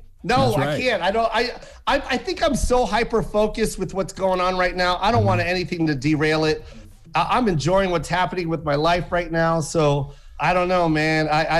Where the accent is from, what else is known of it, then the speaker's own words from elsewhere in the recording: Las Vegas, Nevada, United States; I'm a betting man. I'm from Vegas.